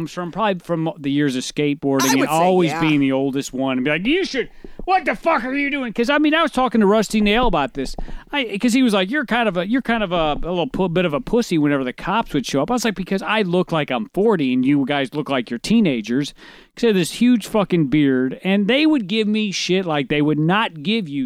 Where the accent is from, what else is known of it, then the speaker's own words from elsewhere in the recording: St. Louis, Missouri, United States; I grew up in North County